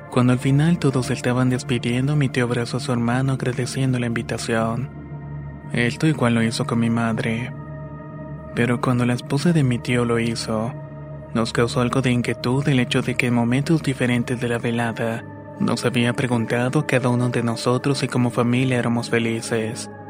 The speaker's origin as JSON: {"language": "Spanish", "region": "Mexico City", "country": "Mexico", "moved": "yes", "lives_now": "Baja California Sur, Mexico", "said": "tengo 28 años y soy de la Ciudad de México, pero actualmente radico en Baja California Sur."}